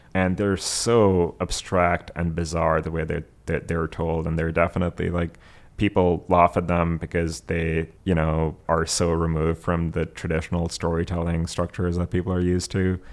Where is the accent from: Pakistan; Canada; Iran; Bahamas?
Pakistan; Abbottabad, Khyber Pakhtunkhwa; moved away; I grew up in Abbottabad